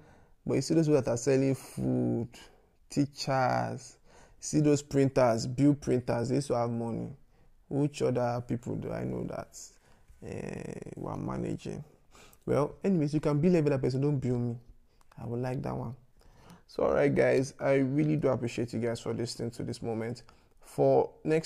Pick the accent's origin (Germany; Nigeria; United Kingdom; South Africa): Nigeria; Lagos; I grew up in Yaba